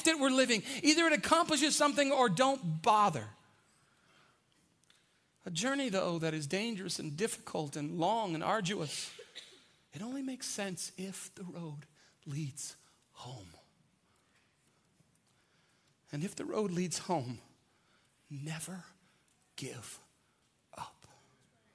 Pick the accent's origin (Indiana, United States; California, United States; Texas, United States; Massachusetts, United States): Texas, United States; San Antonio; I grew up on the South Side. We drink Big Red on the South Side